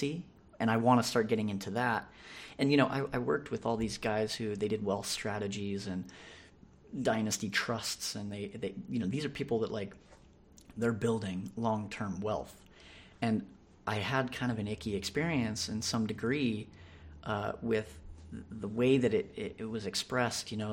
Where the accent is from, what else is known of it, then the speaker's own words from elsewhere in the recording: San Diego, California, United States; Grew up here in San Diego